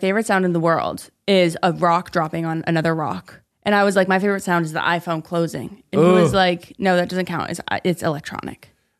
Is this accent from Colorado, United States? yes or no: yes; Colorado, United States; I'm from Colorado, so it's like very mountainy.